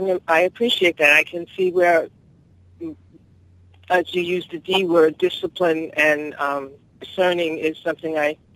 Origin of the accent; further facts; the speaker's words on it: Long Island, New York, United States; now in Hawaii, United States; growing up on Long Island